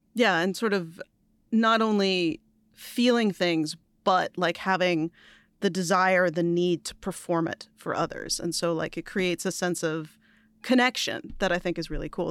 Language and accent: English; New York, United States; As a New Yorker